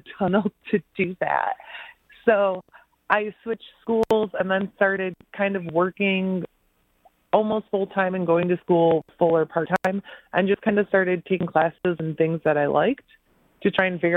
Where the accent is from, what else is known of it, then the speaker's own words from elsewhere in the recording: Center Line, Michigan, United States; I grew up in Centerline, which is a very small city in the middle, like south middle of Warren